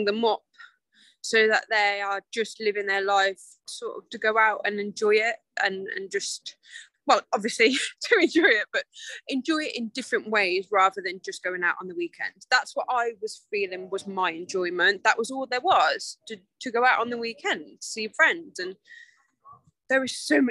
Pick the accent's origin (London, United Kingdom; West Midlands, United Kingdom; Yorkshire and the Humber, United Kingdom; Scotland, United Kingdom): West Midlands, United Kingdom; Coventry; moved away; We're originally from Coventry in the Midlands. So slap bang in the middle. And I've lived there my whole life.